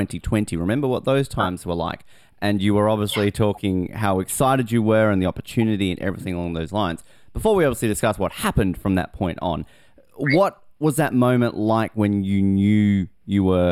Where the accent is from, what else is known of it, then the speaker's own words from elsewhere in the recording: Australia; as an Australian